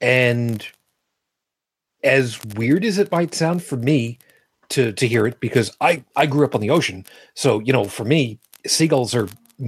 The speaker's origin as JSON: {"language": "English", "area": "Long Island", "region": "New York", "country": "United States", "tie": "born or raised there", "also_born_or_lived": "Brooklyn / Toronto", "accent": "New York", "moved": "yes", "said": "where I grew up on Long Island"}